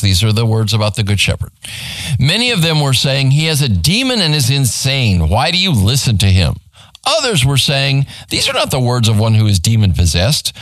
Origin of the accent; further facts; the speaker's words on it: Phoenix, Arizona, United States; now in Garland, United States; I grew up in Phoenix, Arizona